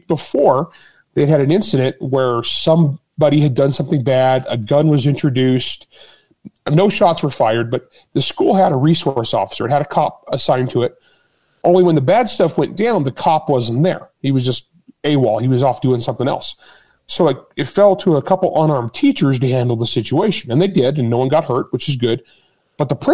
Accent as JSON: {"language": "English", "region": "Utah", "country": "United States", "said": "I taught CCW in Utah. That's my home state"}